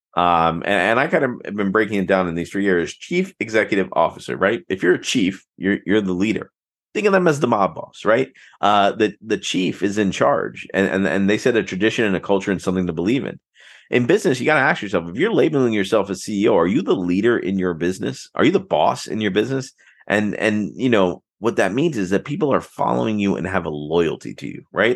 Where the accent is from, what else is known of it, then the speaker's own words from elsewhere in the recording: South Florida, United States; born and raised in South Florida